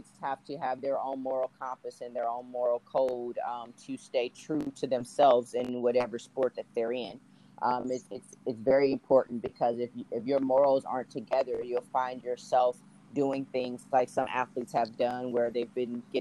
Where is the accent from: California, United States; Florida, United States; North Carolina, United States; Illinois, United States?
California, United States; Los Angeles; I'm from Los Angeles, California